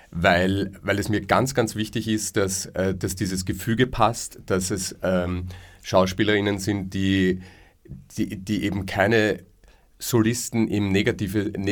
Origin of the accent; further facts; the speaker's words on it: Leobersdorf, Lower Austria, Austria; Und mit dem habe ich in Leobersdorf, meiner Heimatgemeinde, wo ich her bin, ähm, Amateurtheater gespielt, davor.